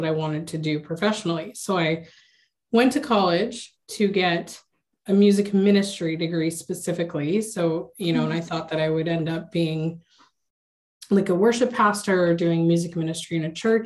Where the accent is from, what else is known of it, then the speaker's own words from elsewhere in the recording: United States; I was born and raised here in the States